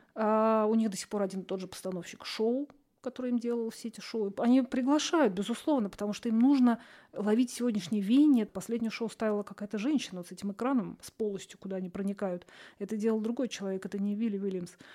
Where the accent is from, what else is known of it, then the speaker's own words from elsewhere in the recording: Russia; я вот из России